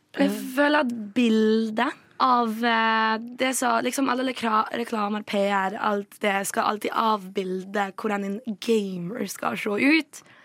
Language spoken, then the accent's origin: Norwegian; Vestlandet, Western Norway, Norway; moved away; heimbygda mi på Vestlandet